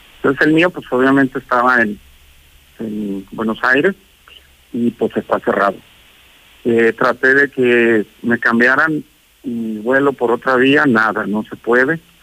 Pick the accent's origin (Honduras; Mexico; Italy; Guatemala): Mexico; also born or lived in Aguascalientes; de México, México, aquí dicen México